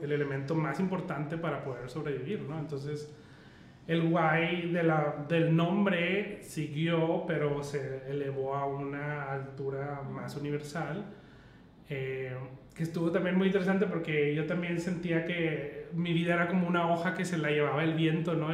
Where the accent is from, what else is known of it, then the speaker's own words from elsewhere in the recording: Mexico; solo vernos como mexicanos